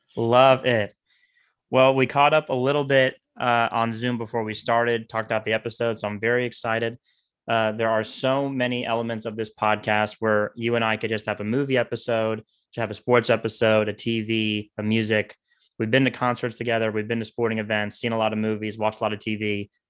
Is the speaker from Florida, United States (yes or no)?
yes; Orlando, Florida, United States; I grew up in Orlando and not Tampa.